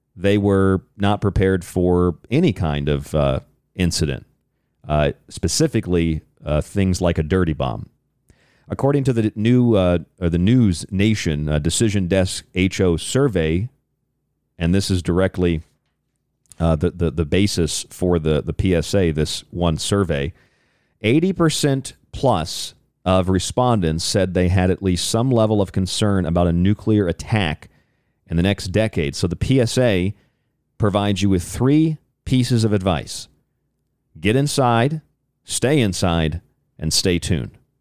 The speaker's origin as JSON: {"language": "English", "region": "Florida", "country": "United States", "said": "I'm from Florida"}